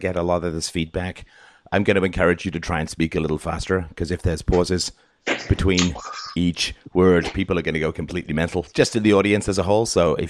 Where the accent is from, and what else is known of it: London, United Kingdom; born or raised there; moved away; also born or lived in Ireland